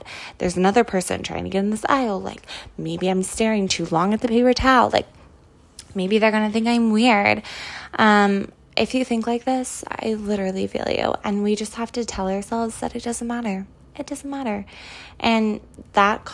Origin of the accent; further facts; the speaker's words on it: California, United States; now in New York City, United States; growing up in California